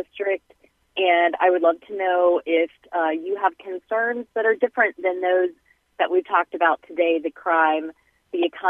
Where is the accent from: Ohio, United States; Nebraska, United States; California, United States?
Ohio, United States; Olentangy; I grew up in Olentangy, it's very different from when I was there, K through 12